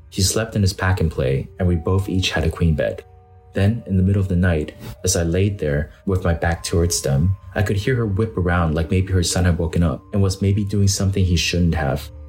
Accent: Pennsylvania, United States; I'm from Pennsylvania, and she is from New Jersey.

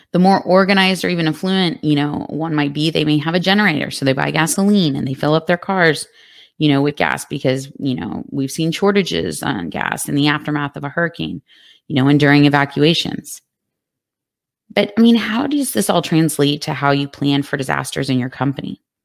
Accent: Texas, United States; my home state of Texas

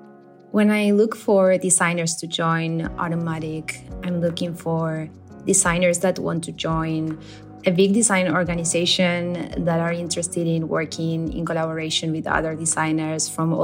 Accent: Buenos Aires, Argentina; now in Zagreb, Croatia; I'm from Buenos Aires, Argentina. Currently working from Zagreb, Croatia

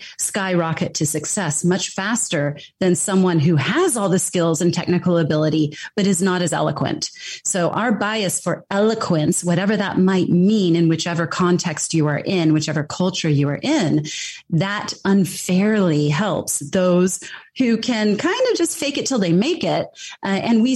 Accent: United States; I am American and I've grown up in that system

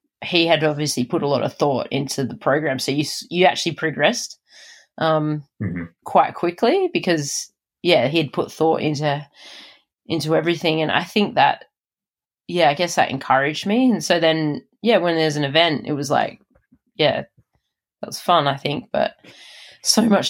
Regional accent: Adelaide, South Australia, Australia; moved away; That's my hometown

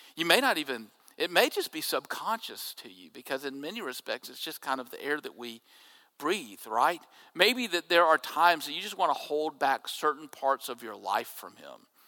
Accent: Jackson, Mississippi, United States; When I was growing up in Jackson, uh, we had a double A team in Jackson that fed to the New York Mets

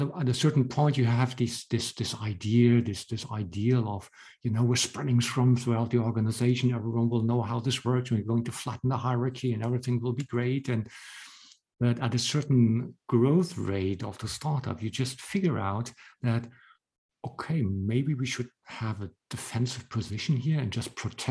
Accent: Hamburg, Germany; moved away as an adult; now in Berlin, Germany; I moved to Berlin from Hamburg. So I'm originally from Hamburg, and I had my startup here in Berlin

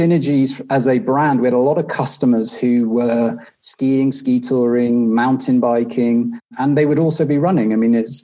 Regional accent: North Wales, United Kingdom; moved away as an adult; now in Switzerland; I was based still in the UK, where I'm from. I grew up in North Wales.

